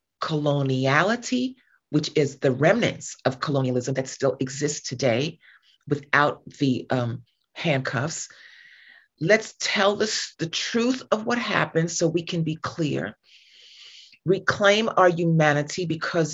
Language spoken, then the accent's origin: English; New York City, New York, United States; moved away as an adult; now in California, United States; I'm from New York and I'm from Staten Island.